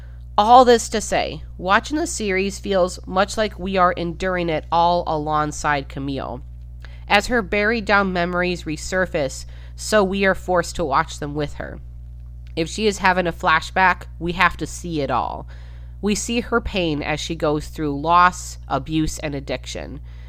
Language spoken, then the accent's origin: English; Midwest, United States; And even though I'm from the Midwest, and this is, as we went over, a far more southern than Midwestern town, I could still relate.